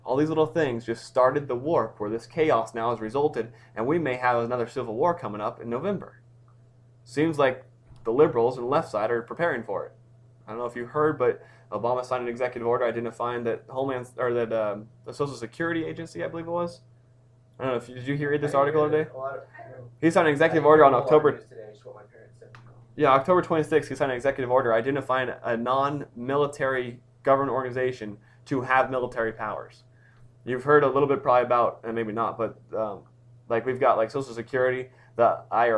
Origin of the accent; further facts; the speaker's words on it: United States; as an American